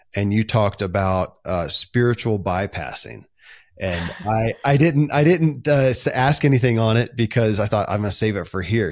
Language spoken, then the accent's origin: English; Kentucky, United States; born or raised there